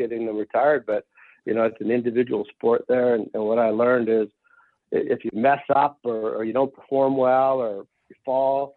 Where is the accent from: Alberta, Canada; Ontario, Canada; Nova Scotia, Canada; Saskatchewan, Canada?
Saskatchewan, Canada; Regina; now in Colorado, United States; I'm from Regina, Saskatchewan, Canada.